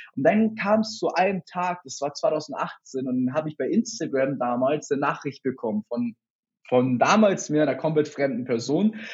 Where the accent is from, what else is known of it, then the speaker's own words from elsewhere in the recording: Hamburg, Germany; komme aus Hamburg, selber auch gebürtig